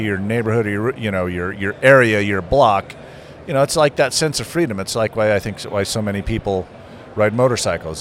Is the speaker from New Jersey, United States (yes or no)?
no; Las Vegas, Nevada, United States; I grew up in Las Vegas